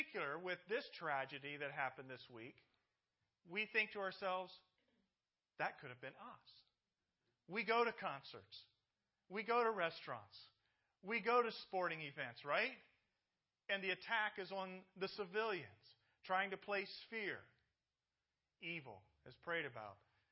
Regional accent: Indianapolis, Indiana, United States; moved away; I'm from Indianapolis, Indiana.

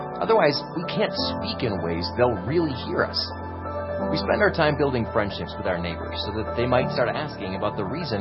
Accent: United States

